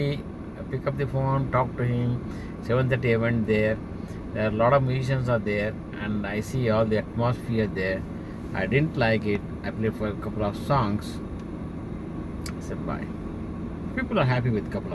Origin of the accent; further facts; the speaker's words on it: India; moved away; I'm from India